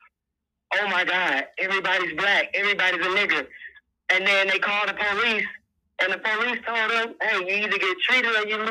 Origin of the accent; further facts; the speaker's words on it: Atlanta, Georgia, United States; now in Selma, United States; I'm calling from Selma, Alabama, but I'm from Atlanta.